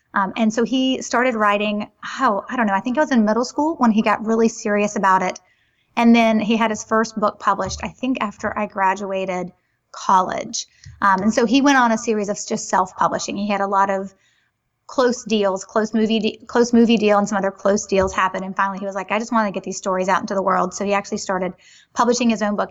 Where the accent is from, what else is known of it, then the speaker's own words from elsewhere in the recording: Greenville, South Carolina, United States; I was born in Greenville, South Carolina